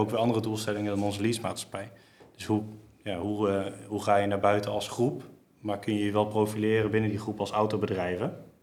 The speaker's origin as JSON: {"language": "Dutch", "town": "Geldermalsen", "region": "Gelderland", "country": "Netherlands", "tie": "born or raised there", "said": "ik kom dus kom uit Geldermalsen. Ik woon heel mijn leven al hier."}